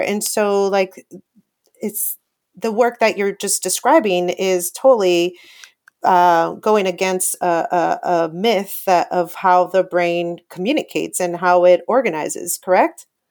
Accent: Paramount, California, United States; I grew up in that same area. I grew up in Paramount, right next to Lakewood in Long Beach

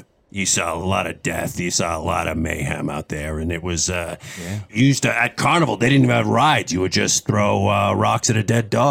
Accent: Boston, Massachusetts, United States; I was originally from Boston.

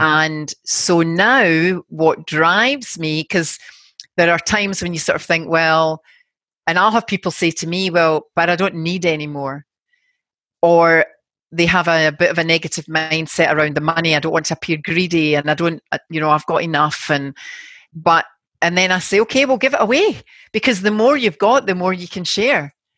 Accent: Glasgow, Scotland, United Kingdom; now in Sydney, Australia; I'm from Glasgow and very working class background

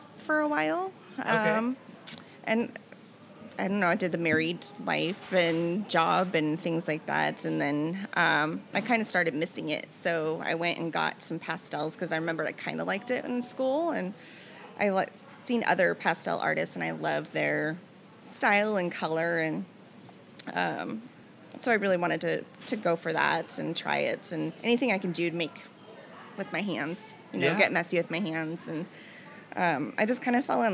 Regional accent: Everett, Washington, United States; now in Stanwood, United States; I grew up in Everett, lived there most of my life, and then got married and moved to Stanwood about 10 years ago

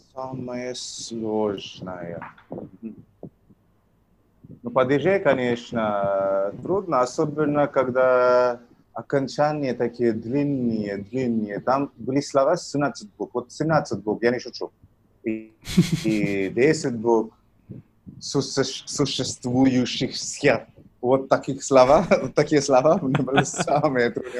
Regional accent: Tamil Nadu, India; first language Tamil; Russian is a second language; also born or lived in Russia; Я из Индии, город, но я живу в двух городах, а, либо в Ченнай, либо в Мадурае. Угу. Вот. Это Южная Индия, штат называется Тамильнаду

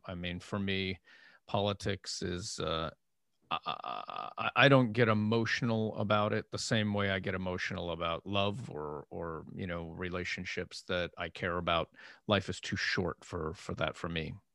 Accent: Erie, Pennsylvania, United States; moved away; I'm from Erie, Pennsylvania

